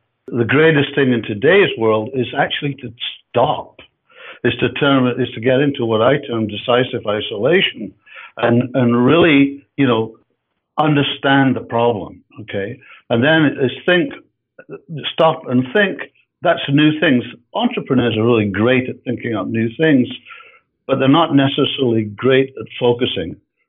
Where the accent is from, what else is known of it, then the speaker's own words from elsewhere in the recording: Edinburgh, Scotland, United Kingdom; moved away as an adult; now in Canada; As you can hear from my voice, I'm not North American. We're actually in Canada, and I'm from Edinburgh. I'm from Scotland.